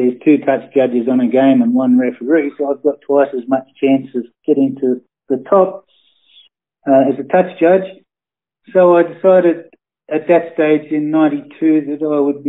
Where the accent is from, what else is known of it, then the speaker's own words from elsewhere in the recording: Sydney, New South Wales, Australia; I was born in Sydney on the North Shore.